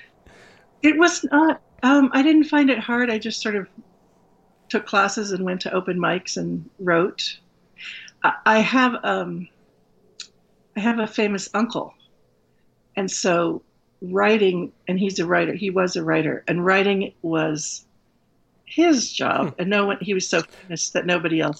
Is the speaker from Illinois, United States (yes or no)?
no; San Francisco, California, United States; moved away as an adult; also born or lived in East Coast; I grew up in San Francisco